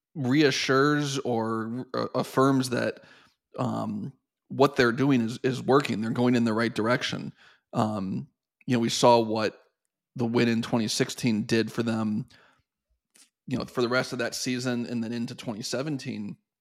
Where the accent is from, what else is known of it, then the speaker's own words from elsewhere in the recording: Columbus, Ohio, United States; moved away as an adult; also born or lived in Penn State; I grew up in Columbus